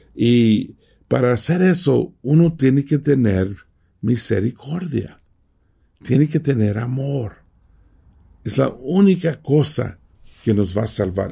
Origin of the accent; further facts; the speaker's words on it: Mexico; moved away; ¿dónde naciste? Tenía que decir México